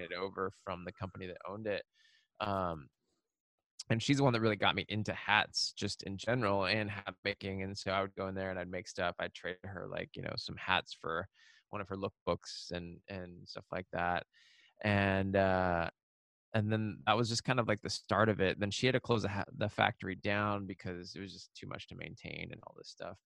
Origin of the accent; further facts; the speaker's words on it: Seattle, Washington, United States; the place that I grew up in in Seattle on the suburbs